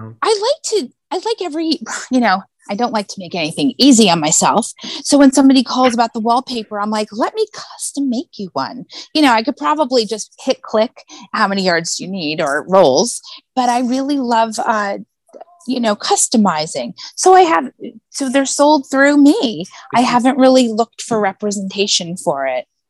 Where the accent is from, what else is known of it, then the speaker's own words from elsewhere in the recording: La Jolla, California, United States; now in New York City, United States; I grew up in uh, a place called La Jolla, California.